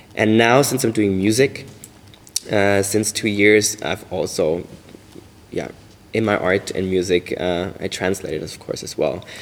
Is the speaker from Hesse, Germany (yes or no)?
no; Bavaria, Germany; now in Berlin, Germany; Growing up in Bavaria, um, I was quite restricted